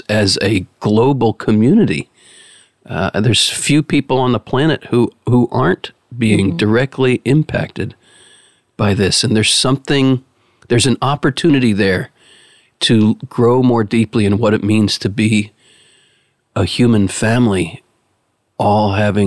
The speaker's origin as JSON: {"language": "English", "country": "United States", "said": "you're struck as an American"}